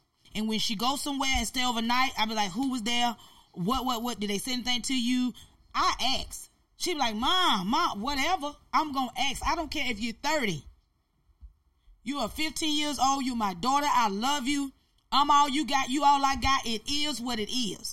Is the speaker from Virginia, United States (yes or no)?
no; Albany, Georgia, United States; that's my city. That's where I'm from, born and bred